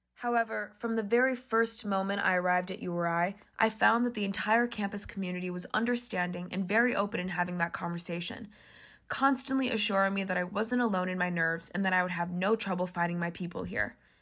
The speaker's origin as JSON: {"language": "English", "town": "Chicago", "region": "Illinois", "country": "United States", "moved": "as an adult", "lives_now": "Rhode Island, United States", "said": "I'm originally from Chicago, Illinois"}